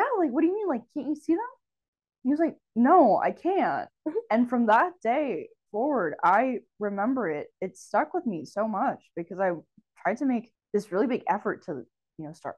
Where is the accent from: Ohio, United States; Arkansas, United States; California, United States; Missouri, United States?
California, United States; Marin; also born or lived in Pennsylvania; I grew up in Marin